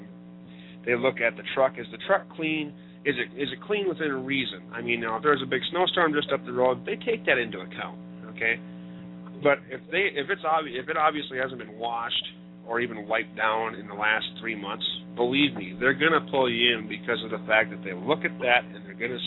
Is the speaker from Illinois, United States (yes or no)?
no; Minnesota, United States; my home state of Minnesota